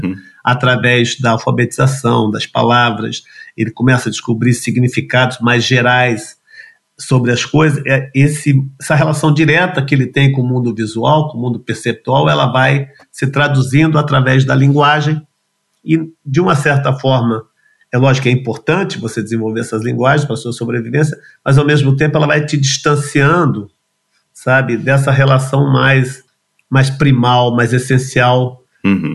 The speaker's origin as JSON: {"language": "Portuguese", "region": "São Paulo", "country": "Brazil", "tie": "born or raised there", "said": "Eu nasci em São Paulo, bem no centro da cidade, acho que nasci alguns quilômetros da Sé, eu, embora não tenha sotaque, eu sou a pessoa mais paulistana que eu conheço"}